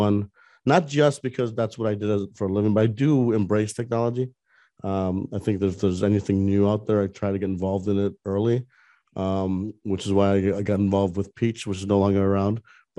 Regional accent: Orlando, Florida, United States; because I'm from Orlando, and Orlando has Electronic Arts, which is a big video game company.

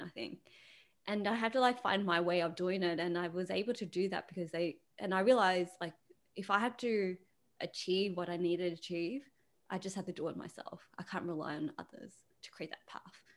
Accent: Australia; being a female, being Asian, being Australian

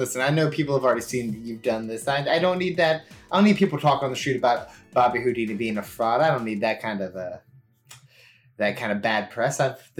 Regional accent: Chicago, Illinois, United States; I think, I'm from Chicago. I think we can connect these two cities

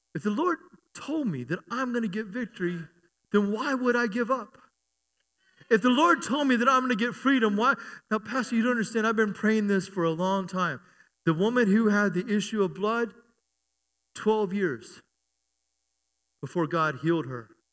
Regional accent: United States; also born or lived in Germany; I'm an American

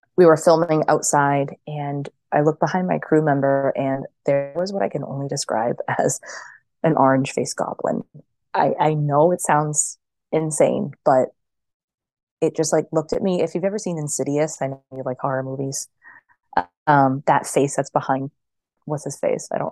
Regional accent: right outside of Boston, Massachusetts, United States; I grew up like right outside of Boston

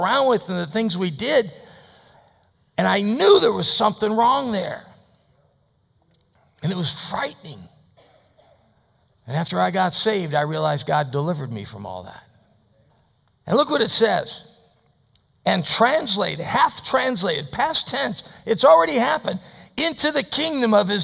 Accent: United States; as an American

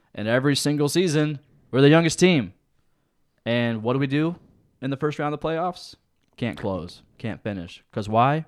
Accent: Lancaster, United States; I grew up out in Lancaster.

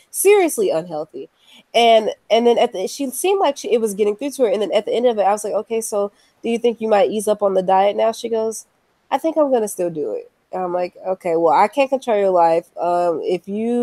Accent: United States; being an American citizen in 2018.

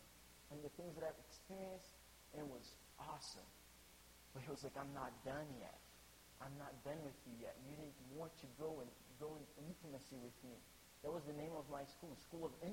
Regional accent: Brazil; English is a second language; moved away as an adult; I came from Brazil, grew up, was born in Brazil, grew up in a Christian family

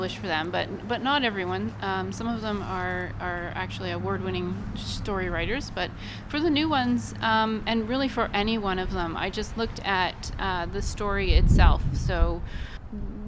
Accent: Kawartha Lakes, Ontario, Canada; I've lived here all my life, and when I tell people I'm from Kawartha Lakes

